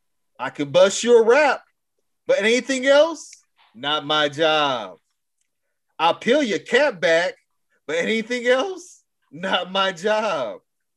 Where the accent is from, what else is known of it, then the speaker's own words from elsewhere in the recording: Plano, Texas, United States; I had to go be born in a clinic. That's how old I am. That's how Plano from back then when I grew up to how it is.